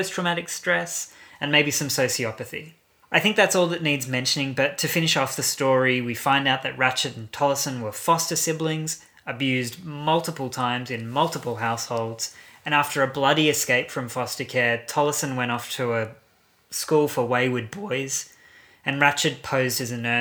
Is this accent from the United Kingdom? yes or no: no; Brisbane, Queensland, Australia; I'm from Brisbane. I say Lucia.